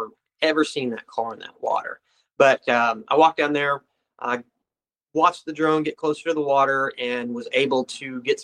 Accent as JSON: {"language": "English", "town": "Clinton", "region": "Missouri", "country": "United States", "tie": "born or raised there", "said": "my hometown of Clinton, Missouri"}